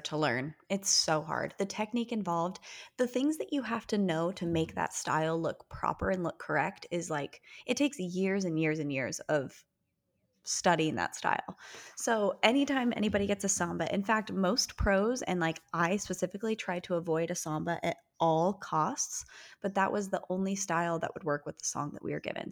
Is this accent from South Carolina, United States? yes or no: no; Utah, United States; We are sisters who were born and raised in Utah